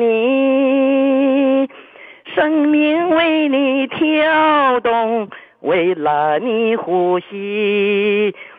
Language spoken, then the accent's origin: Chinese; Shandong, China; accent: Shandong hometown accent; now in Shenyang, China; 我老家是山东人